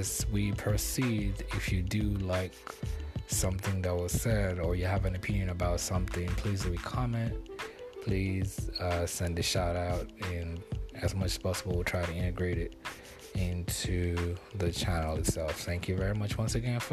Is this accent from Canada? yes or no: no; Nigeria; now in United States; I'm originally from Nigeria. I live here in the United States now